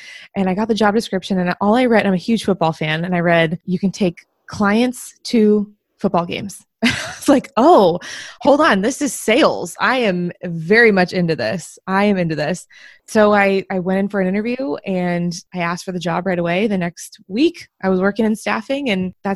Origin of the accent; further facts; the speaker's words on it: Bay Area, California, United States; moved away; I'm from the Bay Area originally